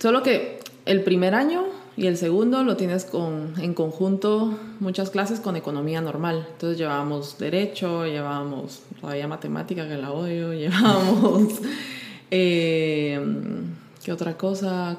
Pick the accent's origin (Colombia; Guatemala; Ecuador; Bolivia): Guatemala; moved away as an adult; also born or lived in Sardinia / New York / India; yo soy de Guatemala.